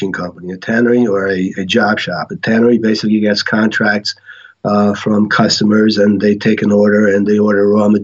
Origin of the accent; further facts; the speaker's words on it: Portugal; moved away; So I was born in Portugal, yes. And we immigrated here in 1967.